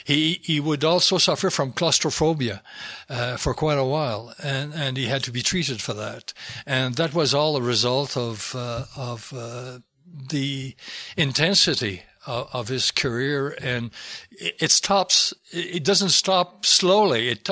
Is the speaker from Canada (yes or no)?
yes; Quebec, Canada; first language French; English is a second language; But, yeah, my mother tongue is French. I wrote it, I wouldn't have tried to write it in English, really. My English is not what I would like it to be, but I wrote it in French.